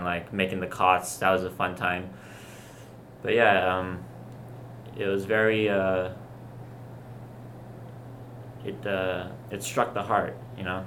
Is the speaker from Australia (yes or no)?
yes; Australia; now in Florida, United States; I grew up in Australia